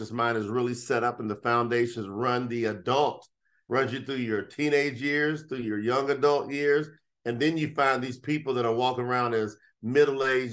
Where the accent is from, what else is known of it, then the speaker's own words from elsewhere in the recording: Kentucky, United States; I came from Kentucky off of a hog farm. And so I grew up in the slop, in the mud